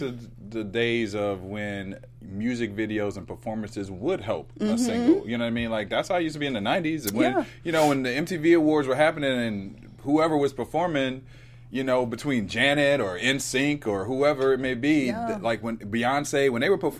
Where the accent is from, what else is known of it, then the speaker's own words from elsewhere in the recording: Dayton, Ohio, United States; I'm from Dayton, Ohio, right?